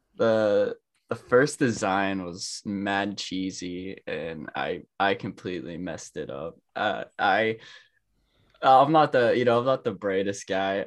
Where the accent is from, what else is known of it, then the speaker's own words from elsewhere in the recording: Pittsburgh, Pennsylvania, United States; I'm from Pittsburgh, Pennsylvania